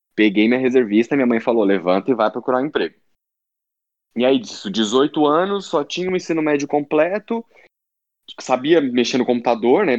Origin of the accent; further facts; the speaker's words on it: São Paulo, Brazil; moved away; eu era lá da Zona Norte